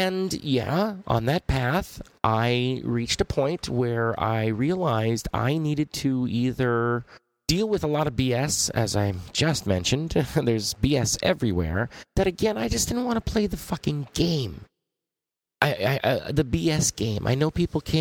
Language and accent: English; Los Angeles, California, United States; I grew up in Los Angeles. The San Fernando Valley, which is basically Hollywood.